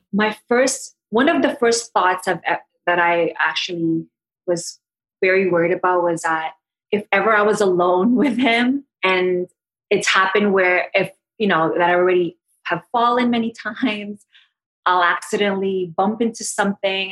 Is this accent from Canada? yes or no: yes; Toronto, Ontario, Canada; I am from Toronto